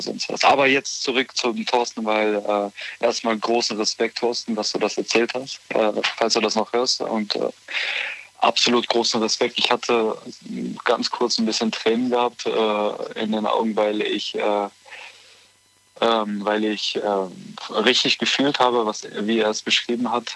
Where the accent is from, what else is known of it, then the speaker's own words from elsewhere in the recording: Bonn, North Rhine-Westphalia, Germany; moved away as an adult; also born or lived in Nuremberg; now in Eifel, Germany; ich komme eigentlich ursprünglich aus Bonn.